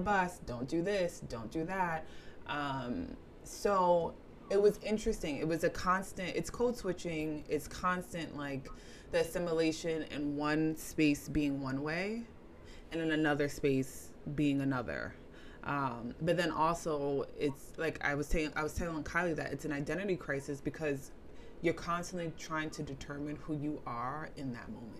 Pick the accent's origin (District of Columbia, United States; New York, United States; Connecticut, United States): New York, United States; New York City; growing up in the Bronx, growing up in New York, Spanish speaking people everywhere